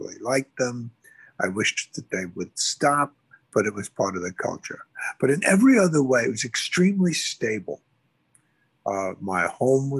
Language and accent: English; New York City, New York, United States; I grew up in the Bronx